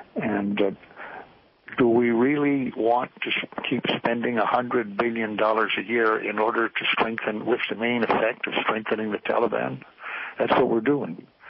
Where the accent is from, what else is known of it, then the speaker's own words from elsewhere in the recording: United States; as an American